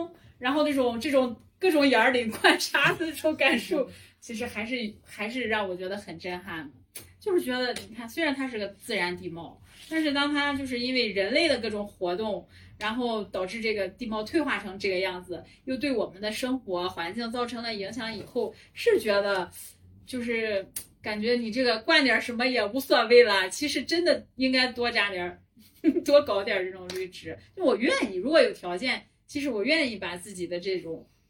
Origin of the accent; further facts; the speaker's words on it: Qingdao, Shandong, China; 因为因为我是海边的嘛，我是青岛的，然后我从小接触的就是海沙